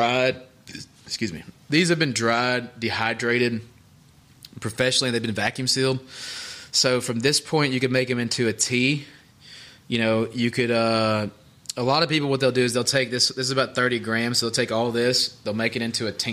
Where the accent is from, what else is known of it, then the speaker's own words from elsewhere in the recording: the South, United States; growing up in the South